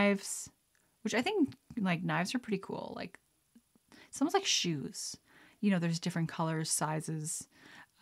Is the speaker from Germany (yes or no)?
no; Lethbridge, Alberta, Canada; moved away; Growing up in Alberta, like in Lethbridge